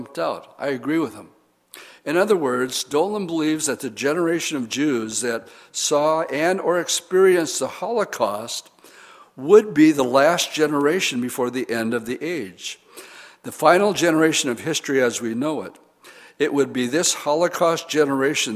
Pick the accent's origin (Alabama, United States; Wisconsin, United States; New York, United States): Wisconsin, United States; Oshkosh; I'm from Oshkosh